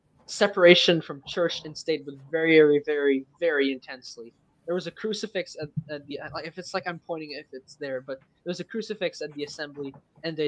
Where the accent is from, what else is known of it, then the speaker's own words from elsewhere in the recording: Canada; first language French; English is a second language; I'm Canadian, so I'm not totally American